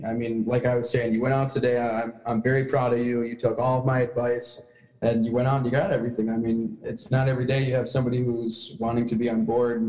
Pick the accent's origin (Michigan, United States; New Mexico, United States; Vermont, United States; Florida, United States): Michigan, United States; St. Clair Shores; born or raised there; also born or lived in Fraser, Michigan / Missouri